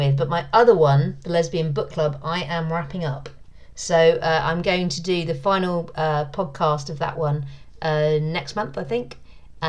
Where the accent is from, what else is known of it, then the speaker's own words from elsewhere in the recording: London, United Kingdom; moved away; my hometown